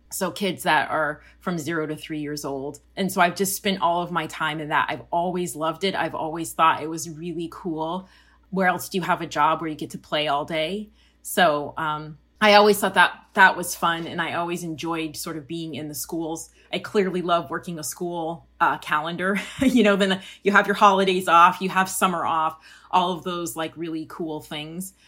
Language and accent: English; Colorado, United States; I grew up in Colorado, halfway between Denver and Colorado Springs and a little suburb in between those two.